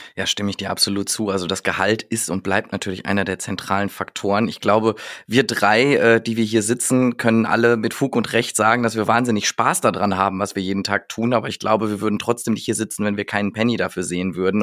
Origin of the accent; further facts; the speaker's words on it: North Rhine-Westphalia, Germany; ich bin aus Westfale